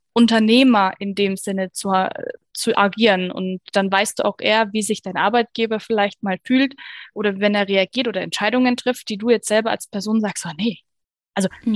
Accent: Bavaria, Germany; bei uns in Bayern

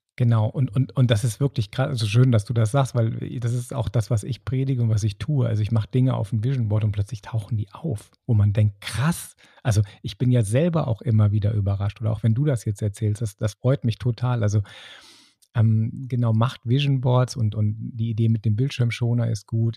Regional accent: Bonn, North Rhine-Westphalia, Germany; in Bonn, das ist so mein, mein Home, wo ich herkomme

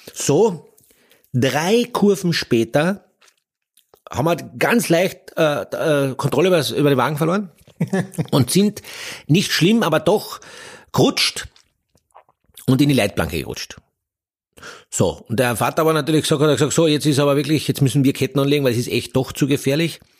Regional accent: Austria

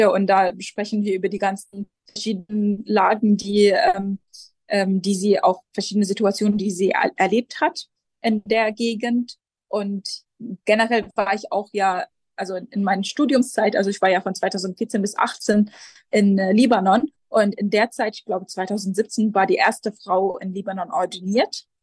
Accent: Jerusalem, Palestine; German is a second language; also born or lived in Lebanon / Göttingen; Ich bin äh, hier in Jerusalem aufgewachsen und ähm, geboren und in der, in der, deutschen Schule hier an der Schmidt-Schule gegangen.

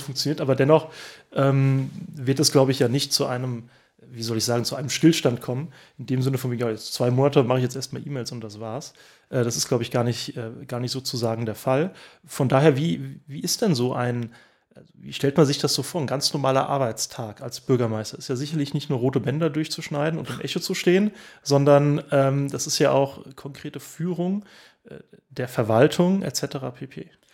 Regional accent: Oestrich-Winkel, Hesse, Germany; ich bin auch hier im, im Ort aufgewachsen äh, seit, äh, seit vielen, vielen Jahren. Ähm, wohne ich auch hier in Österreich-Winkel

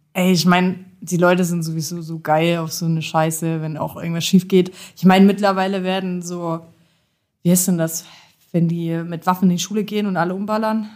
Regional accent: Jena, Thuringia, Germany; ich komme auch aus Jena, genau wie Sepp

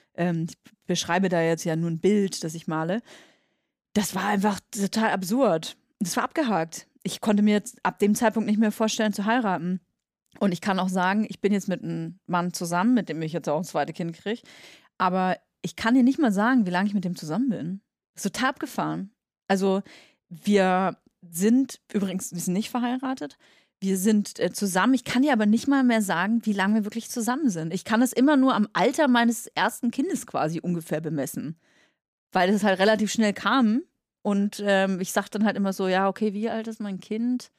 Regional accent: Nuremberg, Bavaria, Germany; now in Berlin, Germany; ich komme aus Nürnberg

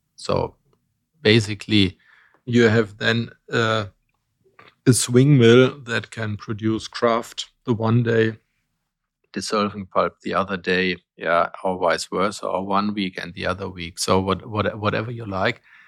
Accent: Bonn, North Rhine-Westphalia, Germany; I was born in Bonn in Germany when it was still capital

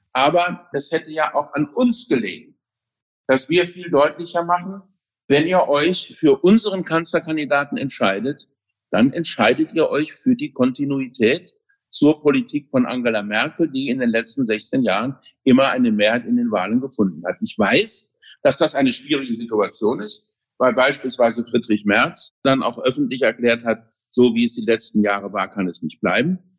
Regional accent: Saarland, Germany; also born or lived in Berlin; meiner Heimat im Saarland, wo ich wohne

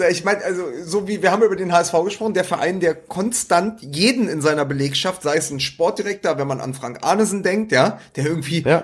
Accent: Berlin, Germany; als Berliner

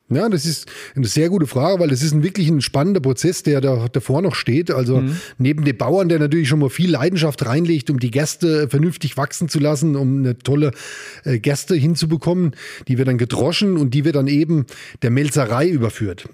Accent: Amorbach, Bavaria, Germany; moved away as an adult; also born or lived in Upper Palatinate; ich bin aus Ammerbach

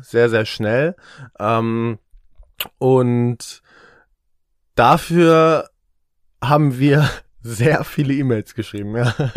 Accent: Eckernförde, Schleswig-Holstein, Germany; now in Hamburg, Germany; ich wohne in Hamburg und ich komme aus Eckernförde, noch weiter im Norden

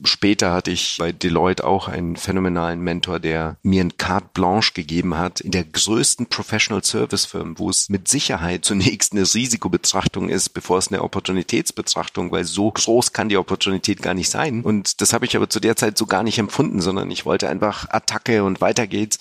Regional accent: Germany; born or raised there; also born or lived in Sofia, Bulgaria

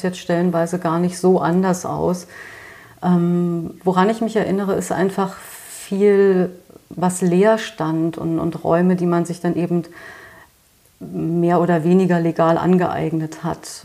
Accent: Berlin, Germany; ich bin im Märkischen Viertel aufgewachsen und das liegt ja nun mal direkt oder lag direkt an der Mauer

